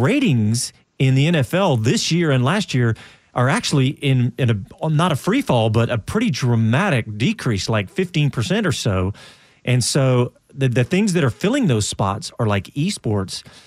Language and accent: English; Austin, Texas, United States; being a native Austinite, being a Texan, being an American